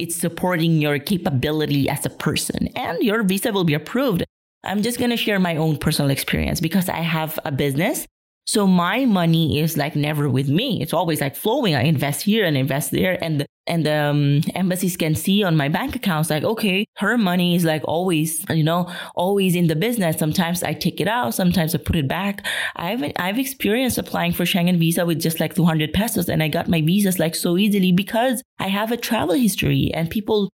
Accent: Philippines; moved away; I will be coming home to the Philippines.

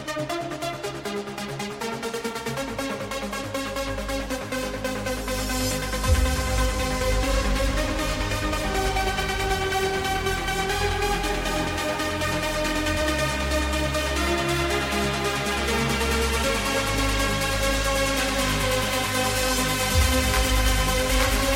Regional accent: Northern Ireland, United Kingdom; we're from Northern Ireland here

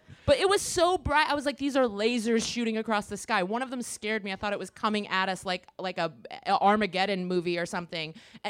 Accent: Chicago, Illinois, United States; now in Los Angeles, United States; I'm also from Chicago and I was always looking for like nature and shit. And moving

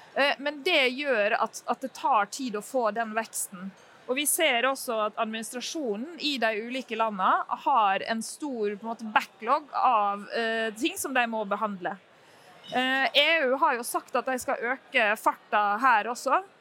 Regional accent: Norway; vi kommer eh, eh, fra Norge og fra Statkraft

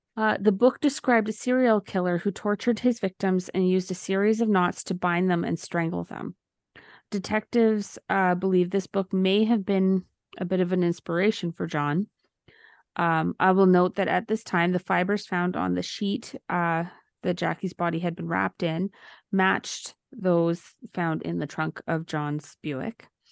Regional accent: Valleyview, Alberta, Canada; when I grew up in Valleview, is the population would be between two thousand and twenty-five hundred

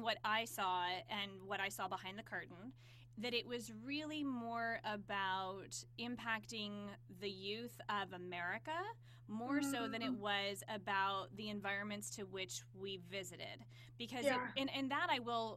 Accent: United States; as privileged American kids.

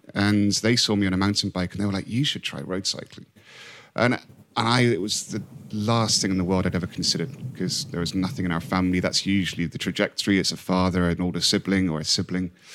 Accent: Hong Kong; moved away; I came from Hong Kong, so I didn't really have my home to go back

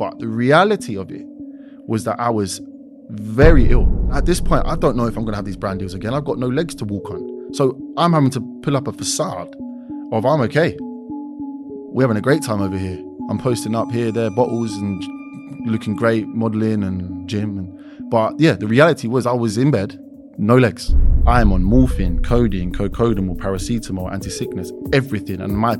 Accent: London, United Kingdom; East London, born and raised.

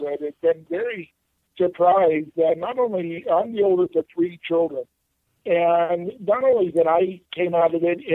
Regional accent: Palm Springs, California, United States; I grew up in Palm Springs

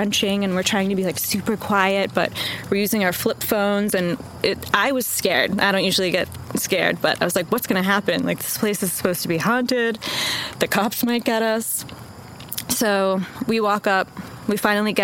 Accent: Wenham, Massachusetts, United States; moved away as an adult; now in Austin, United States; I'm originally from Massachusetts, specifically a super small town called Wenham

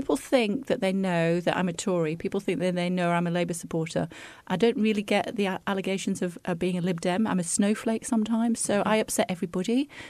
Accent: Wigan, North West England, United Kingdom; I'm from Wigan

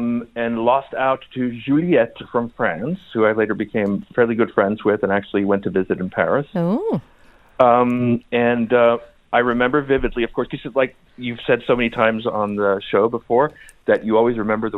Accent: Sweden; also born or lived in Austria / United States; I grew up in Sweden and Austria and in America.

